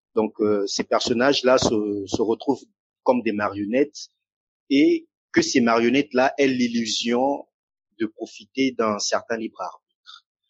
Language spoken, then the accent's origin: French; Brazzaville, Republic of the Congo; moved away; also born or lived in France; qui suis euh, originaire euh, du Congo-Brazzaville